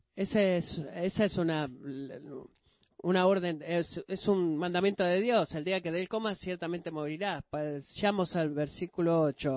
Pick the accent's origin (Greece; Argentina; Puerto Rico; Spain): Greece; Siendo un griego